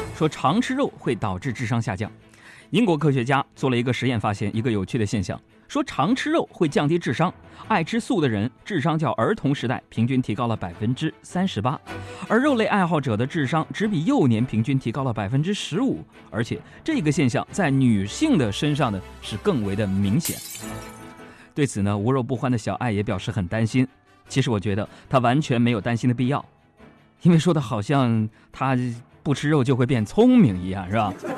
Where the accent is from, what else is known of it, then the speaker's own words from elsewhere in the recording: Beijing, China; 咱们北京人